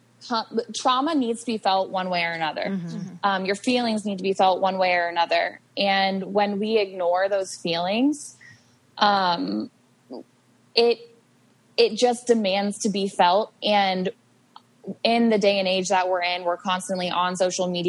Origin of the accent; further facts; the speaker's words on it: Ohio, United States; also born or lived in Arizona; I'm originally from Ohio. I live in Ohio now.